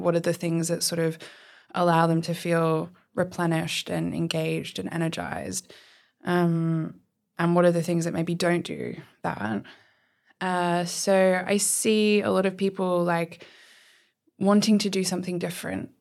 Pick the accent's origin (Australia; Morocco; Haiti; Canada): Australia; moved away as an adult; now in Oxford, United Kingdom; I am originally from Australia and I moved to Oxford nearly six years ago now.